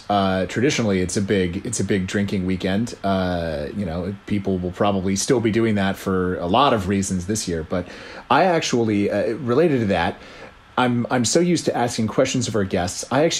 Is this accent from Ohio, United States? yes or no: no; Washington, District of Columbia, United States; here in my hometown of Washington, D.C.